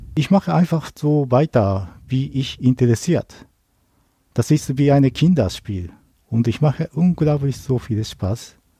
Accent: Tsukuba, Ibaraki, Japan; German is a second language; moved away as an adult; now in Germany; Ich komme aus Tokio, äh, näher von Tokio, aber meine Heimat heißt Tsukuba, also kleiner Dorf.

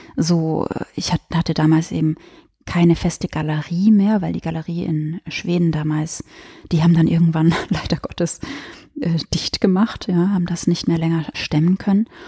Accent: Westallgäu, Bavaria, Germany; ich habe auch bei bei der Westallgäuer Zeitung äh, gearbeitet in meiner Heimatstadt

